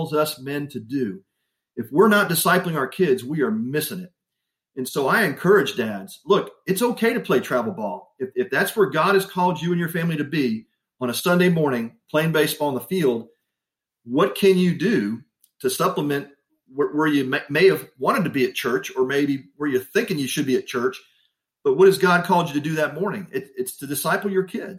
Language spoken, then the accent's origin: English; Texas, United States; I grew up in Texas